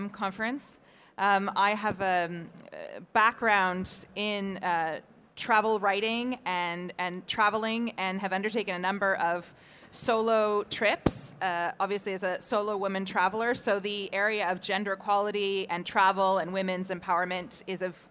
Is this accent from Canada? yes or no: yes; Canada; moved away as an adult; now in Iceland; As you probably hear from my accent, it's not the country that I was born and raised in. I'm from Canada originally